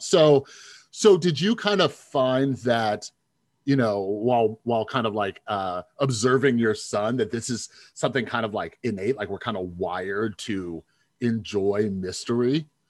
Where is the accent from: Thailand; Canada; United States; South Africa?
United States; Las Vegas, Nevada; I'm from Vegas